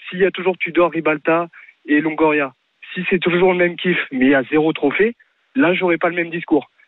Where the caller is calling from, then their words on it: Le Mans, Pays de la Loire, France; Moi je suis du Mans.